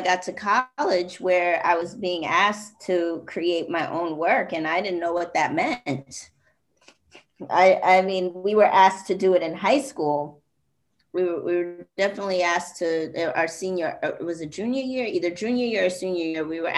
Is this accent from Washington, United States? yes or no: no; New York City, New York, United States; I'm originally from Jamaica, Queens, and it is like 99.9999 probably 100% Black